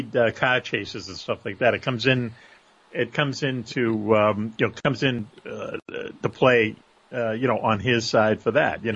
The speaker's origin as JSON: {"language": "English", "town": "Boston", "region": "Massachusetts", "country": "United States", "accent": "Boston", "said": "my Boston accent"}